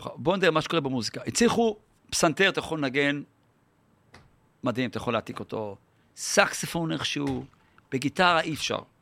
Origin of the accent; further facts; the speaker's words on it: Yeruham, Southern District, Israel; also born or lived in Holon / Rishon LeZion; now in Tel Aviv, Israel; נולדתי בירוחם.